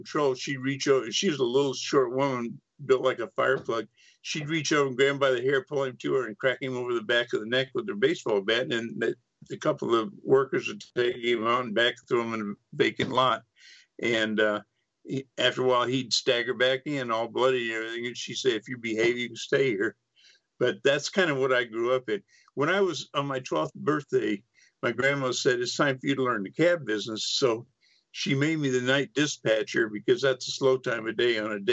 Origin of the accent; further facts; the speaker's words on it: Freeport, Texas, United States; I grew up in East Texas on the Gulf Coast